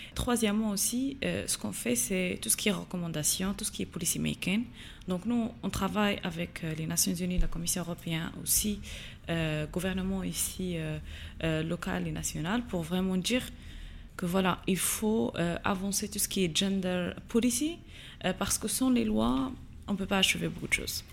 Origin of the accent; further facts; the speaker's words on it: Agadir, Souss-Massa, Morocco; moved away as an adult; also born or lived in United States; j'ai grandi à Gadir la meilleure ville du Maroc